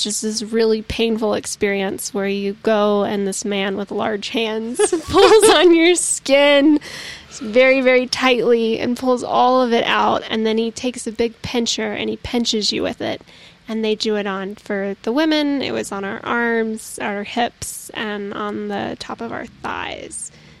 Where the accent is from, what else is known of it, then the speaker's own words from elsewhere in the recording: the South, United States; I'm from the South